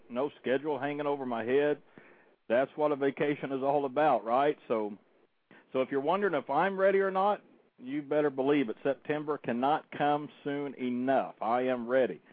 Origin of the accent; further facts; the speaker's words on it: Oklahoma, United States; now in Citrus County, Florida, United States; my home state of Oklahoma